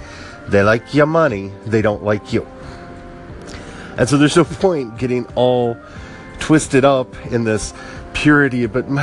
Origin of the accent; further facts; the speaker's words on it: United States; as an American because I've grown up an American and I don't have a context outside of this.